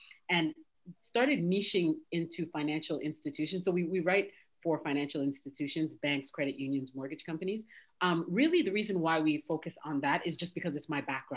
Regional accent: Toronto, Ontario, Canada; moved away as an adult; now in United States; So I'm originally from Canada. I was born and raised in Toronto

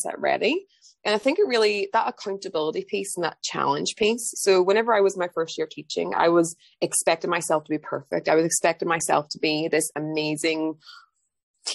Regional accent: Ireland; moved away as an adult; also born or lived in London, United Kingdom; now in England, United Kingdom; I'm from Ireland originally, but I moved to England

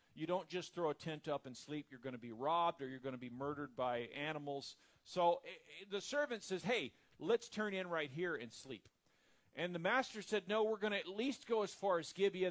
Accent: the South, United States; I'm from the South

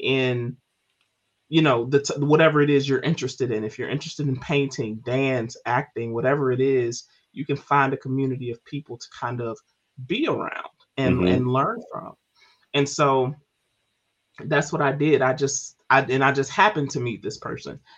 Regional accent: Memphis, Tennessee, United States; moved away as an adult; also born or lived in Baltimore, Maryland; now in Maryland, United States; my time in Memphis, you know, being born and raised there

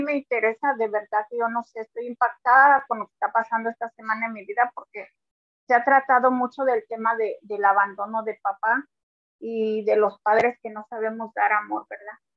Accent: Mexico; now in New Jersey, United States; Aquí en New Jersey, yo soy de México

